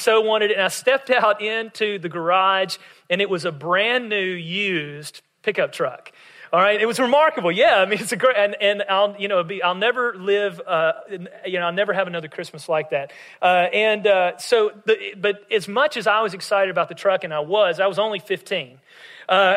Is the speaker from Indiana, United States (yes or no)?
no; West Tennessee, United States; we would stay at my mom's parents in my hometown in West Tennessee